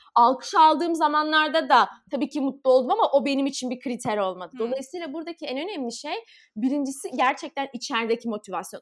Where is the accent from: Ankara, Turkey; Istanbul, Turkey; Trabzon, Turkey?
Istanbul, Turkey; ben 15 Kasım 1993 İstanbul doğumluyum.